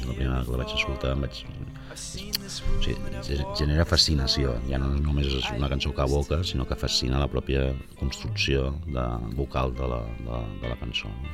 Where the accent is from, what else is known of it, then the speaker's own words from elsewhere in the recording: Sabadell, Catalonia, Spain; moved away as an adult; now in Barcelona, Spain; com a sabadellenc de, de condició que és sempre, malgrat hagi marxat a la ciutat fa uns anys